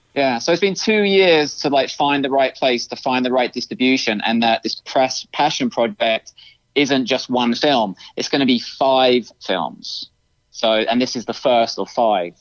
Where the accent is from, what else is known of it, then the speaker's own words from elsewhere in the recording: United Kingdom; moved away; I am American, but I was raised in the UK